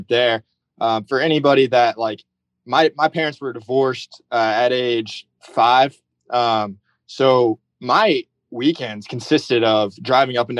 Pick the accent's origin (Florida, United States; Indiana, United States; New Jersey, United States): Indiana, United States; Rensselaer; moved away; also born or lived in Zionsville; I was born in Indianapolis, but I did grow up most of my childhood in Rensselaer